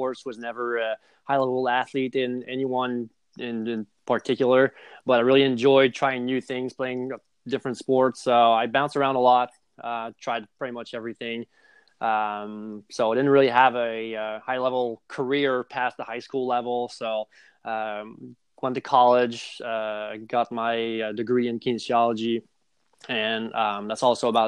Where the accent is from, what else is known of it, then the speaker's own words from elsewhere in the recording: Montreal, Quebec, Canada; moved away as an adult; also born or lived in South Jersey; I grew up in Montreal, Canada